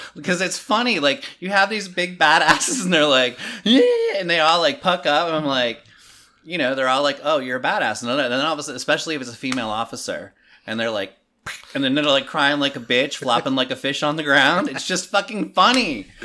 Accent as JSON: {"language": "English", "region": "Maryland", "country": "United States", "moved": "yes", "said": "I'm from Maryland originally"}